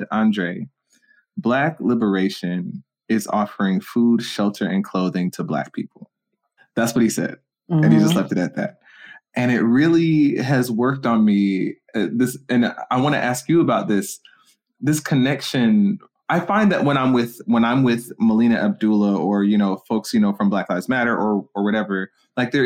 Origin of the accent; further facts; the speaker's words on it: Stone Mountain, Georgia, United States; I grew up in Stone Mountain, you know, next to a Klansman